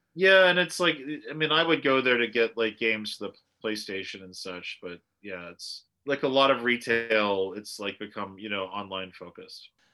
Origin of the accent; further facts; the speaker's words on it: United States; As an American